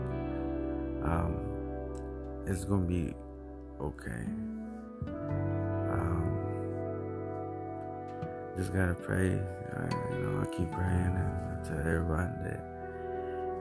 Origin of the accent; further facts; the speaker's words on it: United States; my parents came from El Salvador to the United States. And, thank my parents, I was born in the United States